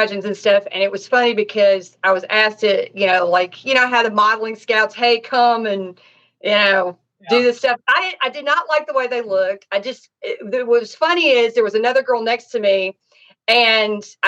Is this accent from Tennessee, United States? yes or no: yes; Nashville, Tennessee, United States; also born or lived in Dade County, Florida; now in Los Angeles, United States; I'm from Tennessee, Nashville